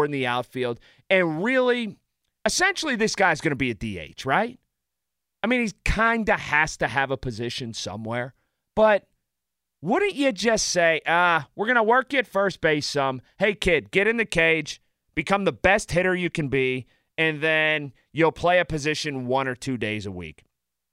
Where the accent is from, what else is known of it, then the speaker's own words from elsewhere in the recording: Sharpsburg, Pennsylvania, United States; I grew up in Sharpsburg